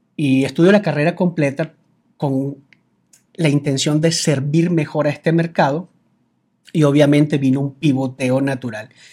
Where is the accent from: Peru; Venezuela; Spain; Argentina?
Venezuela; now in Mexico; me dices Colombia, Cuba, Venezuela, Venezuela, exactamente